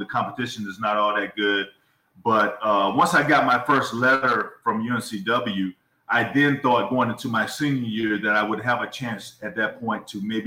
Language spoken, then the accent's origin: English; Columbia, North Carolina, United States; also born or lived in New Jersey; I was born in Jersey, and I had relatives there. So I would spend summers there. Asbury Park in that area on the water and so forth. I would spend summers there growing up. But I basically grew up in Columbia, North Carolina